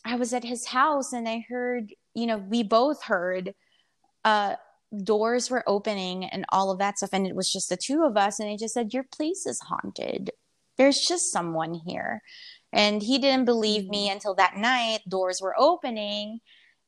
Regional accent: Philippines; moved away; also born or lived in United States / Vietnam; I was born and raised in the Philippines, so I'm Filipino, but I've been I've been in and out in America since 2000, and I even lived in Vietnam

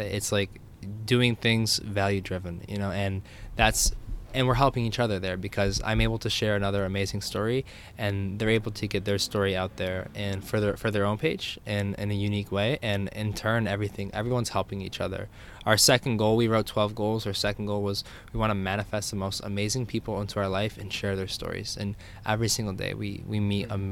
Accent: New York, United States; New York

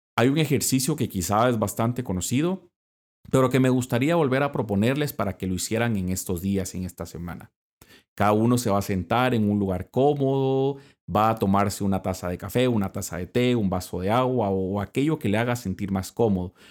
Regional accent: Guatemala; moved away; soy fraile dominico y soy de Guatemala

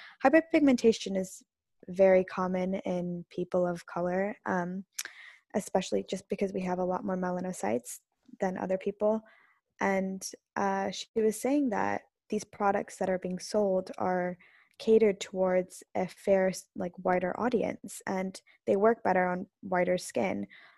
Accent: South India, India; And especially in India, I'm South Indian, and South Indian people are usually darker skin than North Indian.

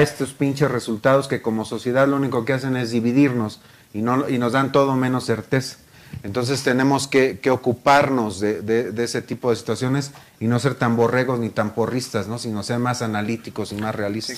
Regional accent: Mexico; soy mexicano

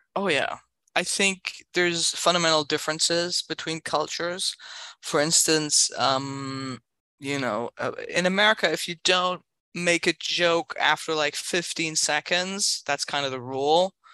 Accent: Berlin, Germany; English is a second language; also born or lived in San Francisco, United States / Los Angeles, United States; now in New York, United States; That's the accent. I'm originally from Berlin

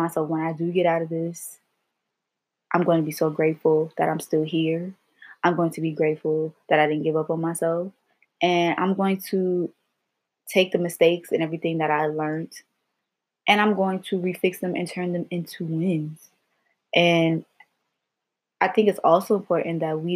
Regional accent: Los Angeles, California, United States; moved away as an adult; also born or lived in Virginia; I'm from Los Angeles, California

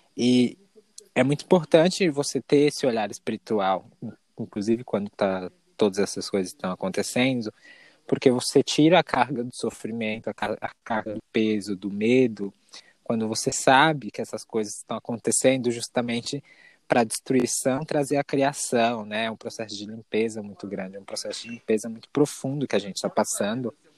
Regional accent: São Paulo, Brazil; moved away as an adult; now in Vale do Capão, Brazil; sou da capital de São Paulo, nasci e cresci lá.

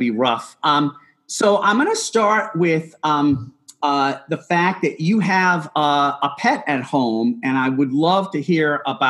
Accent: Boston, Massachusetts, United States; growing up in the Boston area

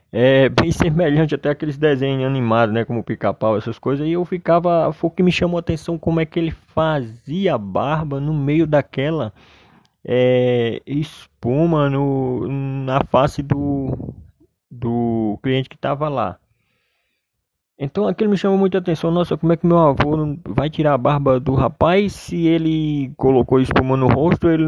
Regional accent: Solânea, Paraíba, Brazil; Sou paraibano, de Solânia, Paraíba. E minha família residia numa cidade chamada Arara.

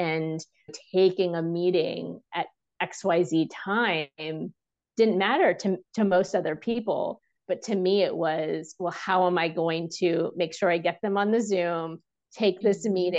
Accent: India; because it wasn't about me advocating as an Indian woman in a room.

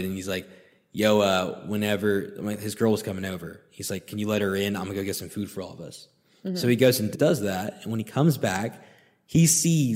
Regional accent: Texas, United States; now in Miami, United States; I'm from Texas

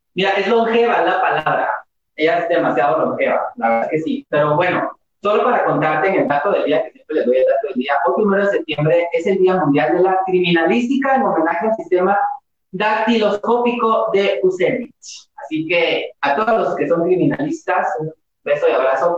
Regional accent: Guatemala; no dejamos de ser guatemaltecos, no dejamos tampoco de llamarnos guatemaltecos o guatemaltecas o guatemalteques

